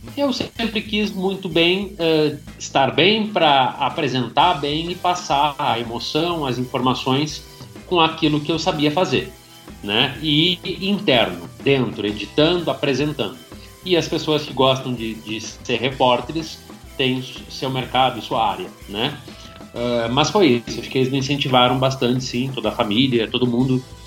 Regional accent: Rio Grande do Sul, Brazil; moved away as an adult; also born or lived in Caxias do Sul; cidade do interior do Rio Grande do Sul, né, uma cidade de 30 mil habitantes

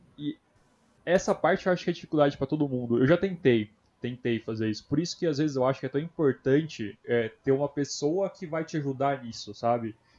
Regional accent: Brazil; Eu sou brasileiro

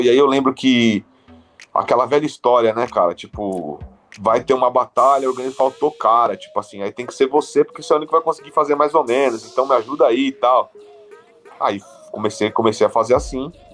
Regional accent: São Bernardo do Campo, São Paulo, Brazil; eu morei em São Bernardo a minha vida toda, né? É, só que eu sou nascido em São Paulo, então, assim, é, eu morei em São Bernardo desde a minha, de, de criança até a fase adulta

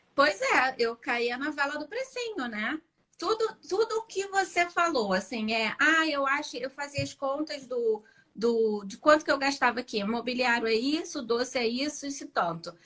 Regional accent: Rio de Janeiro, Brazil; Eu sou do Rio de Janeiro

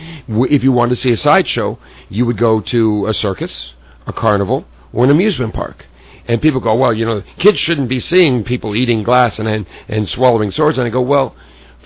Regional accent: Southern California, United States; just a kid growing up in Southern California

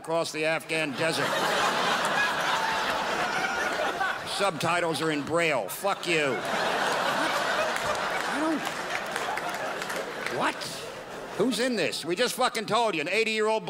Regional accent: United States; I'm from America.

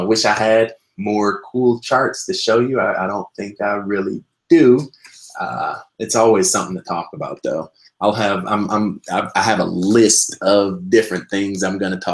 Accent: Midwest, United States; I'm actually from the Midwest myself

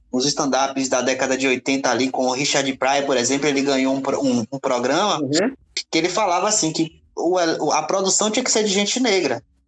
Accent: Salvador, Bahia, Brazil; eu vivo é. num bairro periférico, né, onde eu nasci, a cidade baixa

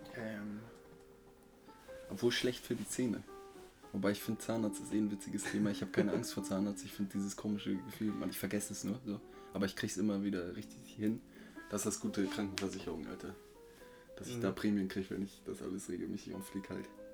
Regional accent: Germany; dann meinte ich, äh, halt Deutschland

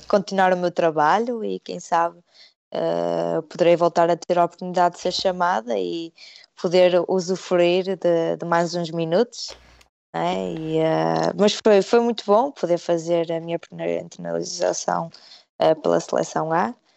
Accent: Portugal; moved away as an adult; now in United Kingdom; eu sou portuguesa

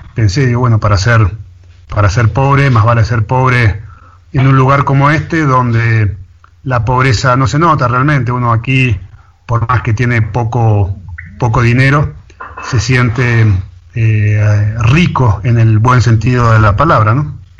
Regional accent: Buenos Aires, Argentina; moved away as an adult; now in Tilcara, Argentina; yo soy porteño de nacimiento, eh, para el que no sabe qué es ser porteño, es que nací en la ciudad del puerto de Buenos Aires, ahí muy cerca del puerto, eh, literalmente, y viví casi 30 años en Buenos Aires

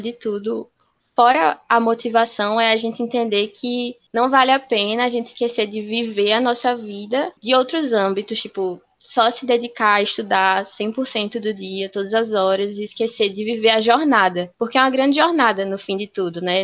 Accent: Natal, Rio Grande do Norte, Brazil; sou daqui de Natal, mas atualmente acabei de ingressar no Cisu 2020 para a Universidade Federal da Paraíba

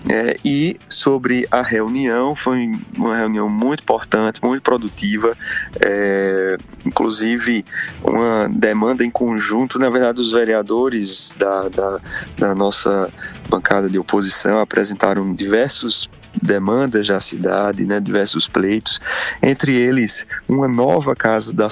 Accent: Campina Grande, Paraíba, Brazil; E como eu é, vim de Campina, né, tenho minhas raízes políticas fincadas lá

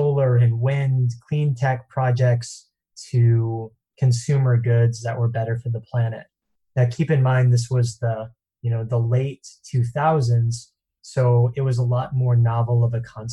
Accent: East Coast, United States; now in Santa Monica, United States; originally grew up on the East Coast

